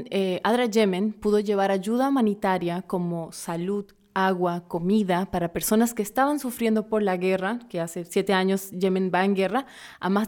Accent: Paraguay; also born or lived in Brazil; Pero soy una paraguaya brasileña.

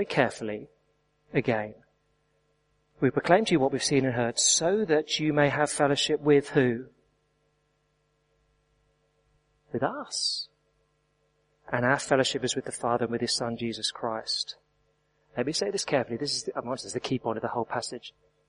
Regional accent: England, United Kingdom; I am English

